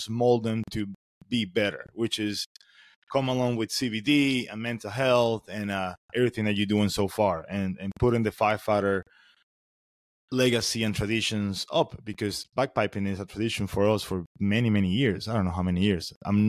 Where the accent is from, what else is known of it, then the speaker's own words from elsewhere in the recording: Florida, United States; I'm from Florida